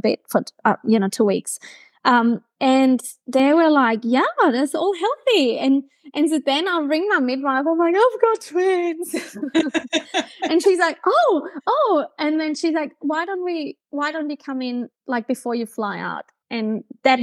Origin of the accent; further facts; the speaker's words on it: Germany; accent: German; English is a second language; moved away as an adult; now in Brisbane, Australia; my hometown in Germany